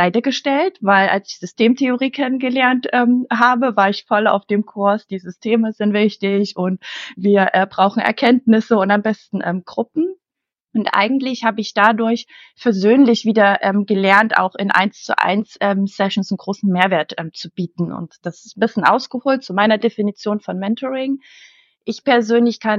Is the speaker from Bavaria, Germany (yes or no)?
no; Leipzig, Saxony, Germany; born there; Ich bin in Leipzig geboren und ich liebe Leipzig.